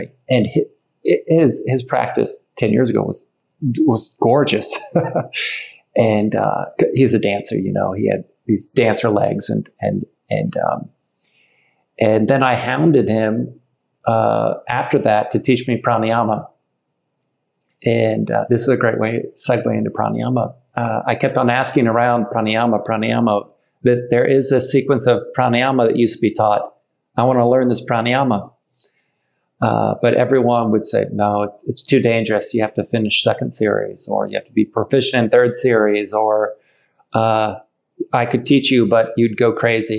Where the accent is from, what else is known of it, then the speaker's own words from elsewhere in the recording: Ohio, United States; I'm from Ohio